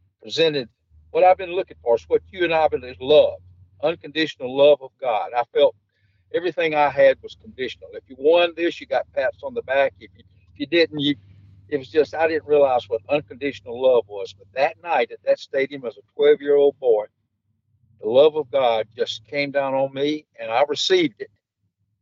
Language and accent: English; Albany, Georgia, United States; I'm from Albany, Georgia, and I was raised in a Christian family